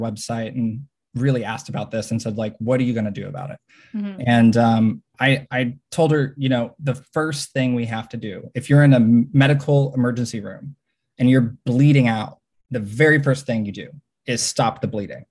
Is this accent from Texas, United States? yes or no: yes; Fort Worth, Texas, United States; moved away as an adult; also born or lived in Washington, D.C. / South Korea / China; now in Austin, United States; I'm from Fort Worth. I'm a born and raised Texan